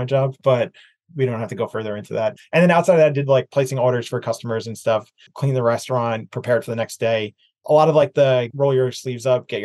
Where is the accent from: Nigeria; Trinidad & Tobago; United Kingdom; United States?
United States; Bayonne, New Jersey; moved away as an adult; now in Los Angeles, United States; I grew up in New Jersey, a small city called Bayonne, right next door to Jersey City